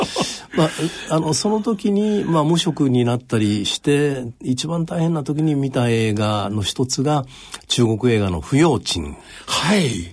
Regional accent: Kyoto, Japan; also born or lived in Tokyo / Ibaraki, Osaka; 生まれは京都で父親が労働組合の仕事やってたもんですから、えー、幼稚園の時に東京の新大久保に移って、えー、小学校4年で京都にまた戻って、はい、大阪の茨木市というところで茨城小学校、それから養成中学という学校に行きました

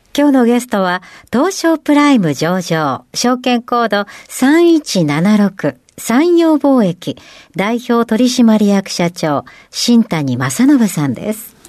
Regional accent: Tokyo area, Japan; 私、あの、東山というところが出身で。

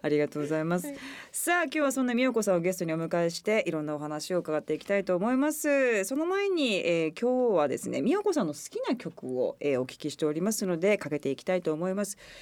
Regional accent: Okayama, Japan; 私地元岡山なんで

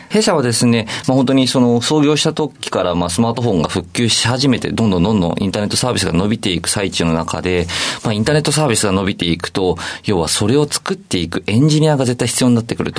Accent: Saitama, Japan; 僕は埼玉県出身なので

